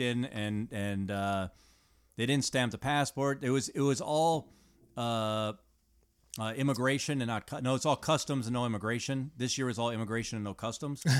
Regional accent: United States; as an American, as from America

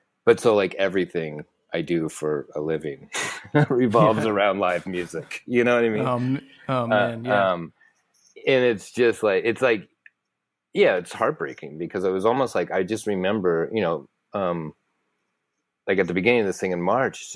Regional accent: St. Petersburg, Florida, United States; moved away as an adult; also born or lived in Gainesville, Florida / Tampa, Florida; now in New York City, United States; I basically, like, formative years going to school, moved to basically Central Florida, like Tampa, St. Petersburg.

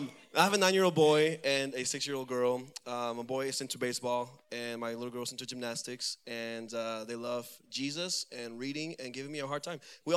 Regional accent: Venezuela; moved away; I am from Venezuela, and I'm married.

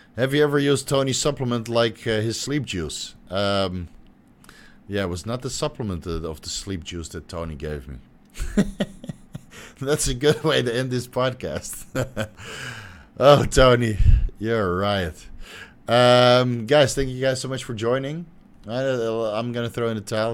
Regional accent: Netherlands; moved away; I'm from Holland

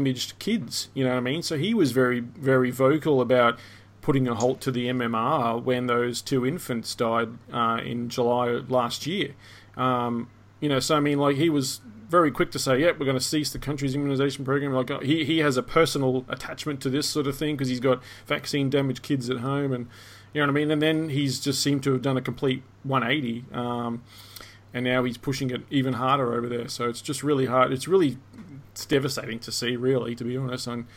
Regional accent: Australia; I'm from Australia

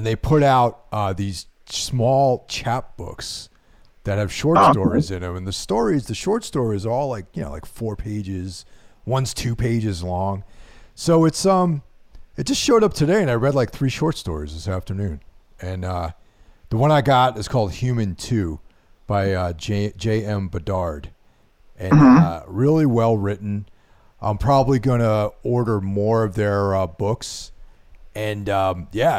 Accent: Hudson Valley, New York, United States; I hail from the Hudson Valley

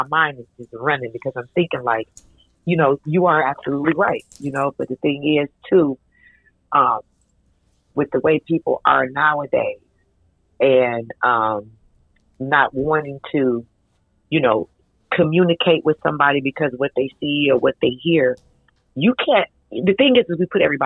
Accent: Detroit, Michigan, United States; I'm from Detroit.

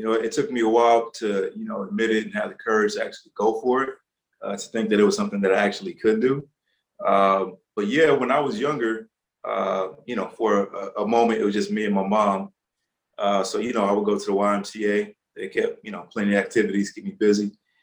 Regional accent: Los Angeles, California, United States; born or raised there

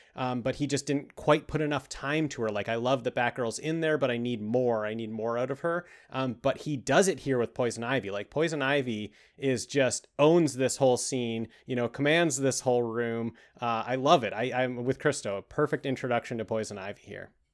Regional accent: Canada; We're we're from Canada

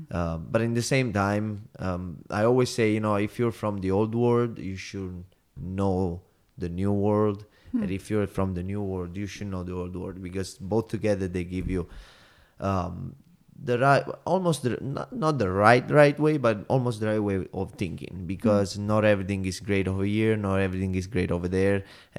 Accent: Salerno, Campania, Italy; English is a second language; It's not a big city. It's like under them 60,000 people. It's on the water, so that's the beauty about.

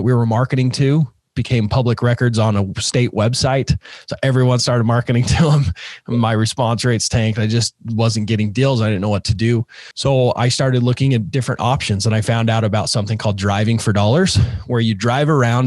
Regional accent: Utah, United States; I grew up in Utah. I'm still here in Utah

